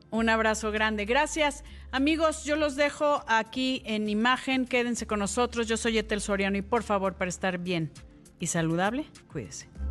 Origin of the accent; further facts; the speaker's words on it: Mexico; los que hemos nacido aquí en México